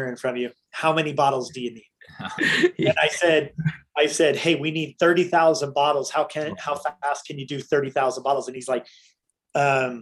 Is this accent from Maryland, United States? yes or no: no; Utah, United States; we're from Utah and there's lots of big game and stuff here